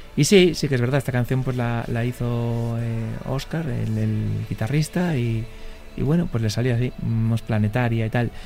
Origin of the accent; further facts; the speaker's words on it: Vigo, Galicia, Spain; al final somos del Celta, que es el equipo de nuestra ciudad